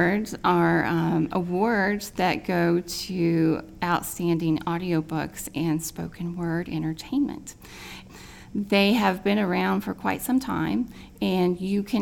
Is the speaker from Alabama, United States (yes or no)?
no; Indiana, United States; moved away; my ex-husband and I, we are both from Indiana